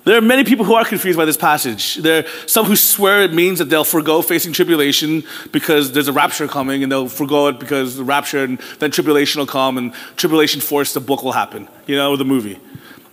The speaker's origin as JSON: {"language": "English", "town": "Philadelphia", "region": "Pennsylvania", "country": "United States", "tie": "born or raised there", "said": "I was born in Philadelphia"}